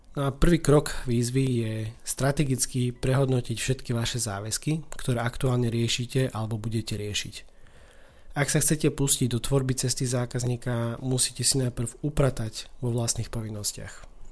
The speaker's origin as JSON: {"language": "Slovak", "region": "eastern Slovakia", "country": "Slovakia", "said": "U nás na východe eh, takejto situácii slangov hovoríme"}